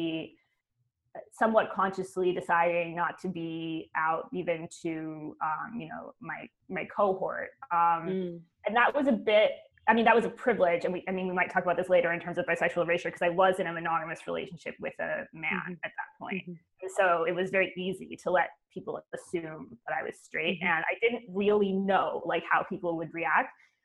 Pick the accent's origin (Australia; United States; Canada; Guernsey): Canada; now in Oxford, United Kingdom; I'm actually Canadian.